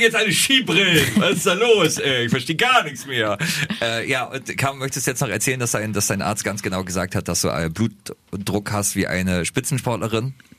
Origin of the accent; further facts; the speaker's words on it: Germany; wir sind Deutsche